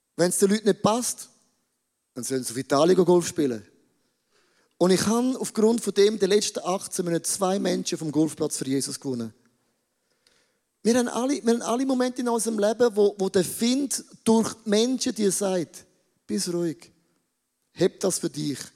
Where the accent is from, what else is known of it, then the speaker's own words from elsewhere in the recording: Switzerland; wir sind Schweizer.